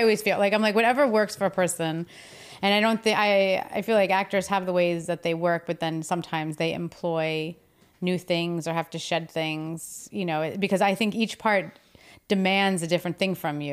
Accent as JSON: {"language": "English", "region": "New Jersey", "country": "United States", "moved": "yes", "said": "I'm from New Jersey."}